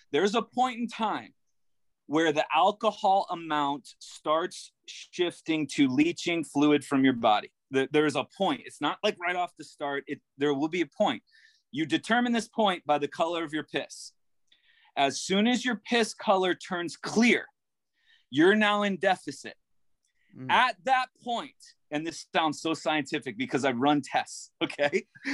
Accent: Tenafly, New Jersey, United States; also born or lived in Florida; I feel like I grew up in Jersey. And then we went to Florida and went everywhere.

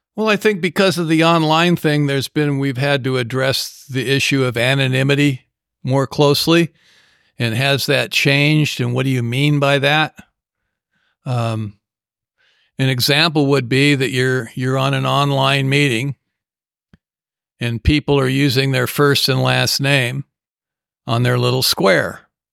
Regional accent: Southern California, United States; when I grew up in Southern California

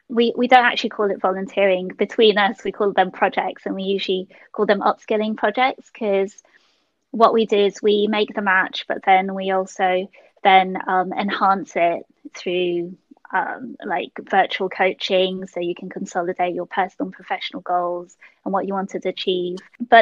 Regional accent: London, United Kingdom; I was born in London, Hammersmith Hospital. And because actually my parents are so precise. I actually originally from Malaysia, so I'm Malaysian Chinese

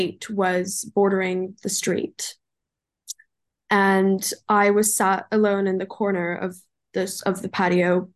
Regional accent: Los Angeles, California, United States; So I was raised in Los Angeles, California. I'm German, but I went to school and was raised in LA.

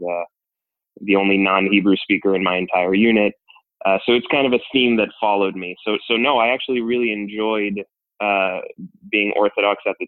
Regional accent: Miami, Florida, United States; I grew up in Miami, Florida

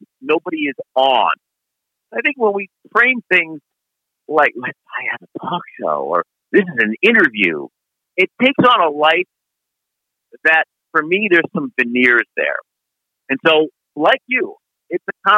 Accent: Chicago, Illinois, United States; I grew up in Chicago

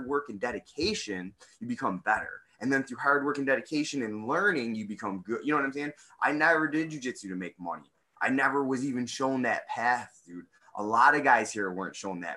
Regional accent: United States; I'm an American guy

